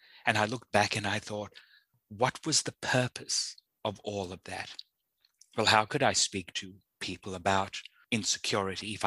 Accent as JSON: {"language": "English", "country": "South Africa", "tie": "born or raised there", "said": "I was born in South Africa at the height of the apartheid system."}